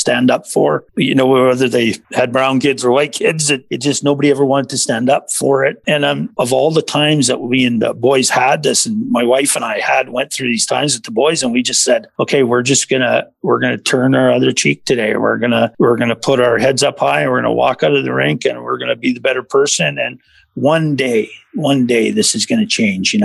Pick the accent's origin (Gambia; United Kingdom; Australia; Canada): Canada; Saskatchewan; I'm from Saskatchewan